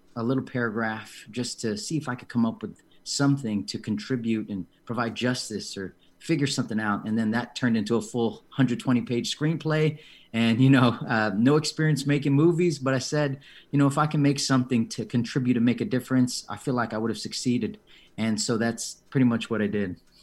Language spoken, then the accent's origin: English; San Diego, California, United States; I was born and raised here in San Diego